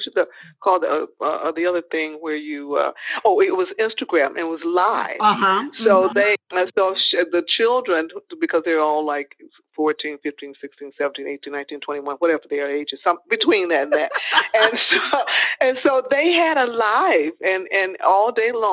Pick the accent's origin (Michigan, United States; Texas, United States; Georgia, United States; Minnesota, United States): Michigan, United States; Detroit; moved away as an adult; also born or lived in Los Angeles; it was so cold in Detroit. I said, you know, I'm getting out of here. So I moved to Los Angeles during that time.